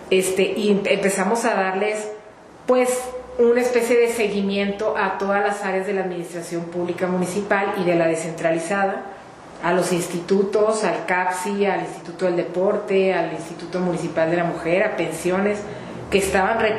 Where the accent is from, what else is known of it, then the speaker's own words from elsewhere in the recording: Chihuahua, Mexico; Mira, yo soy una mujer tihuahuense, nací aquí en Chihuahua hace 49 años, estoy casada felizmente, soy abogada de profesión